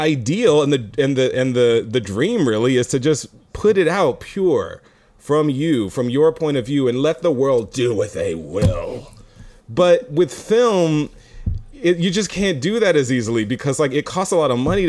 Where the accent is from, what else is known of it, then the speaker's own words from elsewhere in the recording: Houston, Texas, United States; I'm from Houston, so I'm also laid back